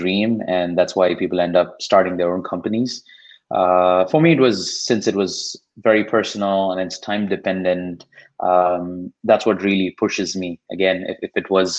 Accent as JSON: {"language": "English", "town": "Chennai", "region": "Tamil Nadu", "country": "India", "tie": "born or raised there", "first_language": "Tamil", "second_language": "English", "moved": "as an adult", "lives_now": "United States", "said": "I'm from Chennai. I spent pretty much all my life in Chennai before coming here"}